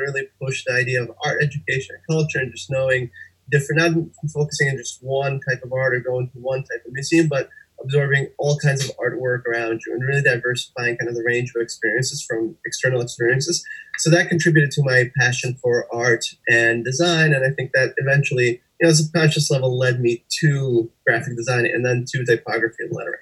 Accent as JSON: {"language": "English", "country": "Russia", "tie": "born or raised there", "also_born_or_lived": "Connecticut", "moved": "yes", "said": "I was born and raised in Russia, and I took a lot of art lessons there"}